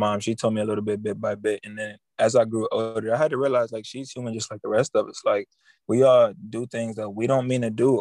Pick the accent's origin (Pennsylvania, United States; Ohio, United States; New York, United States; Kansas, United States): Ohio, United States; Cleveland; Originally, I'm from Cleveland, Ohio